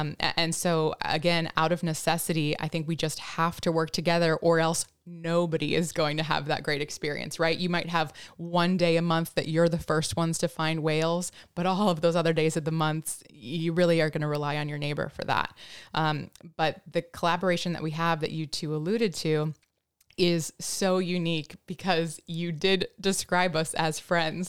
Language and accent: English; Denver, Colorado, United States; moved away; also born or lived in Washington; I was born in Denver, so not near, uh, the ocean at all